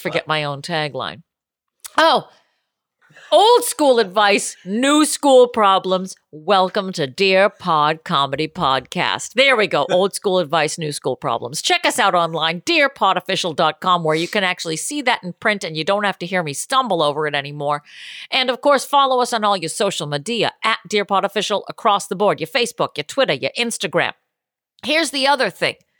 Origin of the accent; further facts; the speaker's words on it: Boston, Massachusetts, United States; moved away; I'm from Boston